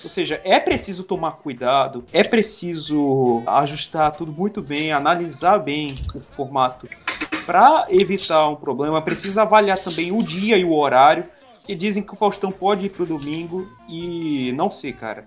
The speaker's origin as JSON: {"language": "Portuguese", "region": "Northeast Region", "country": "Brazil", "said": "eu sou nordestino"}